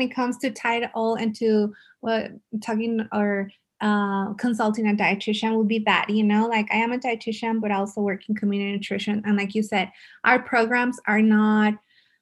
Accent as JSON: {"language": "English", "town": "El Paso", "region": "Texas", "country": "United States", "said": "I'm from El Paso. I love El Paso"}